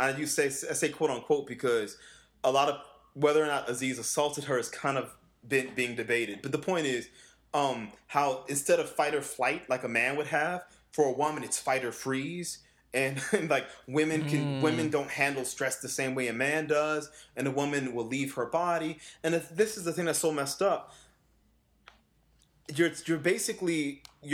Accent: New Orleans, Louisiana, United States; I come from the South, you know, I was born and raised in New Orleans.

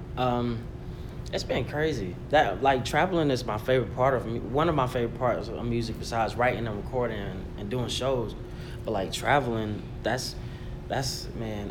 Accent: Auburn, Alabama, United States; moved away as an adult; now in North Carolina, United States; I'm originally from Alabama, Auburn to be exact, and I've been living in North Carolina for the past like seven years

